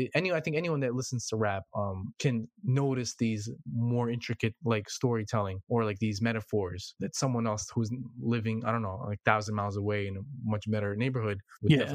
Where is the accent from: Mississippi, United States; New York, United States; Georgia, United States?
New York, United States; New York City; I'm from Brooklyn